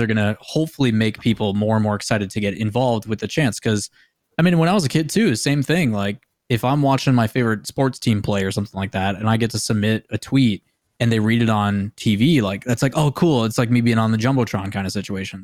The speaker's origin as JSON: {"language": "English", "town": "Green Bay", "region": "Wisconsin", "country": "United States", "said": "I come from Green Bay, Wisconsin."}